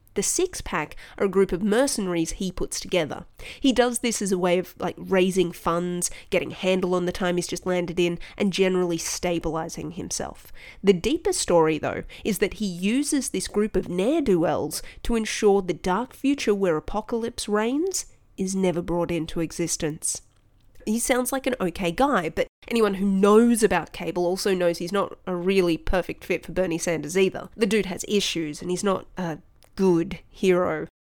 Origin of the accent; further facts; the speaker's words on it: Australia; I'm Australian